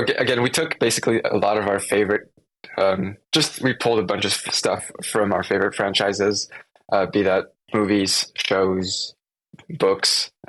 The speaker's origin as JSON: {"language": "English", "town": "Seattle", "region": "Washington", "country": "United States", "said": "So we're from Seattle, and we went down to LA to film on some like just sets."}